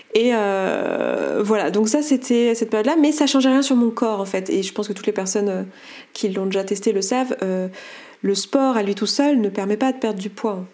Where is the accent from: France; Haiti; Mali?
France; Savoie, Auvergne-Rhône-Alpes; je suis savoyarde